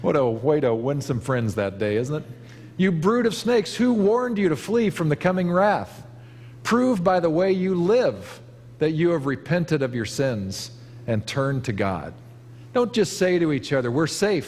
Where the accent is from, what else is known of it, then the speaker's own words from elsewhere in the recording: Kansas, United States; now in Napa Valley, United States; I grew up in Kansas where we have a different crop altogether